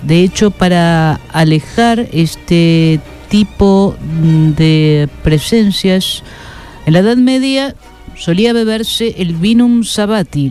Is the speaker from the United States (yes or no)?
yes; United States; soy eh, estadounidense